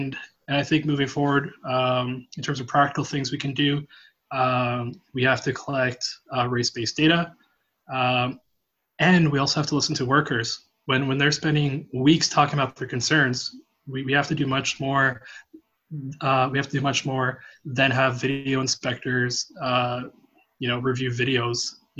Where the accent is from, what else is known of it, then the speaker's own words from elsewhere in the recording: Edmonton, Alberta, Canada; A lot of people always find it funny because, you know, I grew up in Edmonton, and they're like, what, you're in the Navy?